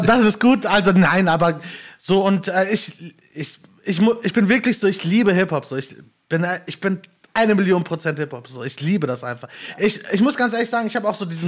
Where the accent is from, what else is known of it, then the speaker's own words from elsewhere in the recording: Gelsenkirchen, North Rhine-Westphalia, Germany; moved away as an adult; now in Bochum, Germany; bin gebürtiger Gelsenkirchner und wohne jetzt aber inzwischen äh, jobbedingt halt in Bochum